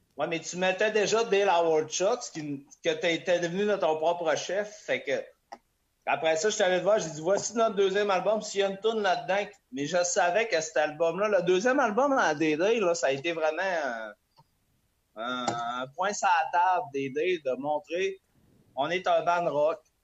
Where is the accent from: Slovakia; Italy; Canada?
Canada; Quebec; On vient du Lac-Saint-Jean